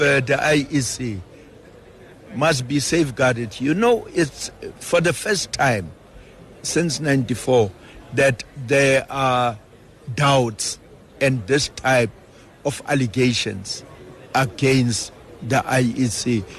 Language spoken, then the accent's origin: English; Free State, South Africa; I'm from the Free State